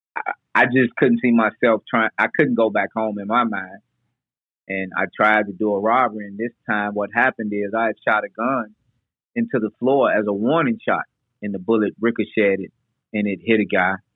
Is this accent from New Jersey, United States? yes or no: no; Nashville, Tennessee, United States; we moved from South Nashville uh, to Northeast Nashville.